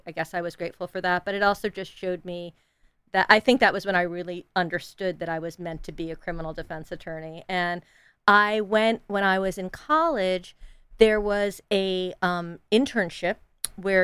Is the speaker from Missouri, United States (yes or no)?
no; north of New York City, United States; I grew up very privileged in north of New York City